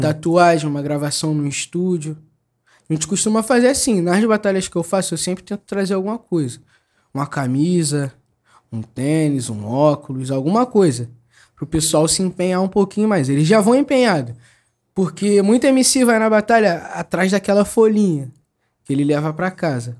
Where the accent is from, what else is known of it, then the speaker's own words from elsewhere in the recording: Rio de Janeiro, Brazil; sou do Jardim Bangu